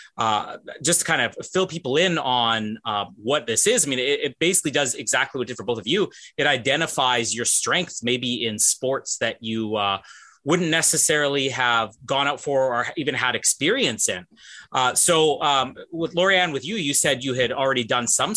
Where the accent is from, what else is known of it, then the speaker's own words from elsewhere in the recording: Canada; any athletes from my home country, Canada.